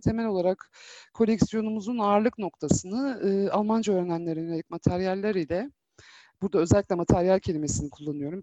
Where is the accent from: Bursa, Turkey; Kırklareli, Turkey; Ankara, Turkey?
Ankara, Turkey; moved away as an adult; now in Istanbul, Turkey; Ankaralıyım. E, 6 aylık olduğumdan beri Ankara'da yaşadım. Hı. E, 4 yıl önce İstanbul'a taşınana kadar